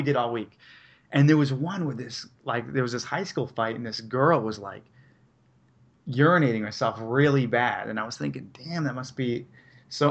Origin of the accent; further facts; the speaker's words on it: rural Maine, United States; I'm from rural Maine